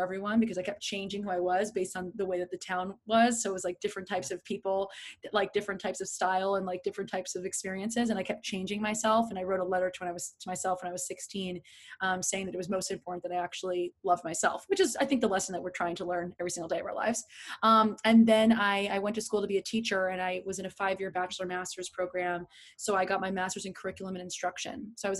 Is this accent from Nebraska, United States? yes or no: no; New Jersey, United States; now in New York, United States; But I grew up in New Jersey. I'm in a very small town. I moved multiple times during high school, which you know, I moved three times in a year